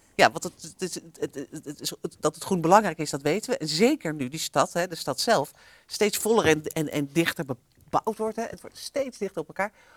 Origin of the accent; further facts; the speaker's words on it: Amsterdam, North Holland, Netherlands; Wij Amsterdammers